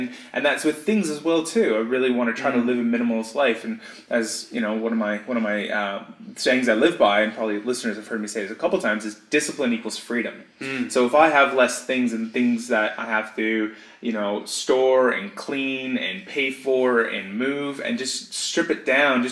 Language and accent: English; Canada; now in Australia; I'm Canadian, moved to Australia